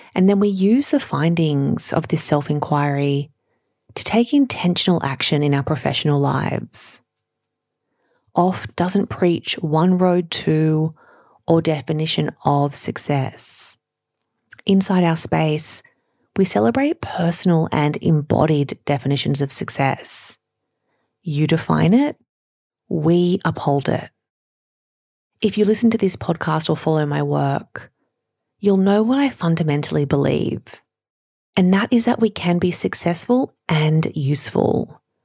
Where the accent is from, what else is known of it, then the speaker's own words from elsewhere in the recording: Sydney, New South Wales, Australia; I grew up in Sydney's western suburbs with enough, but not a lot